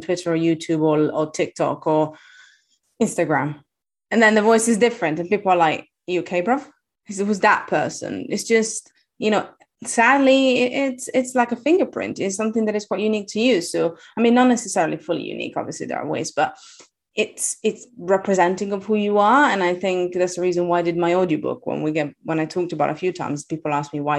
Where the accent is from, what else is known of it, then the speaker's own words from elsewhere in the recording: Italy; English is a second language; moved away; I'm Italian. I have a weird accent.